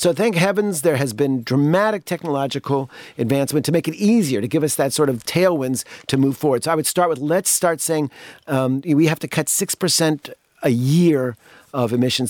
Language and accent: English; United States; as a kid growing up in the United States